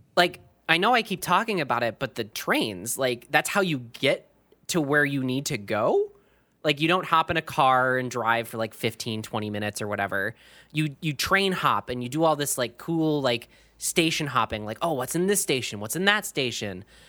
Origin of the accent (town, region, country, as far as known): Minnesota, United States